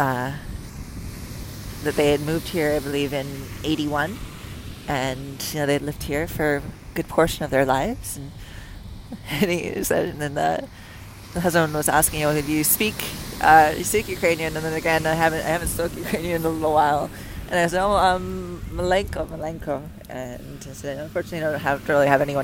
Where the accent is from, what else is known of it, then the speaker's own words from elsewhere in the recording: Canada; moved away as an adult; also born or lived in United States / Puerto Vallarta, Mexico / Mazatlan, Mexico; I'm from Canada